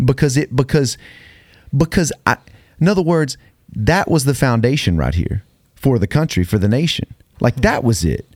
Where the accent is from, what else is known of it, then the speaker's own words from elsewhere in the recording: United States; I'm from America. I'm American.